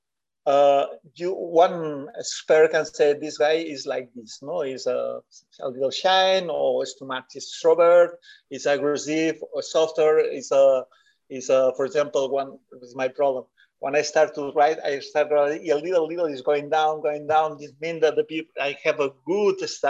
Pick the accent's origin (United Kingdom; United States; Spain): Spain; English is a second language; I was from Bartino.